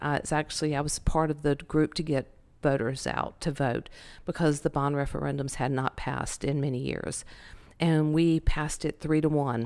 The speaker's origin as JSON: {"language": "English", "town": "Winston-Salem", "region": "North Carolina", "country": "United States", "tie": "born or raised there", "moved": "yes", "said": "born and raised in Winston-Salem, North Carolina"}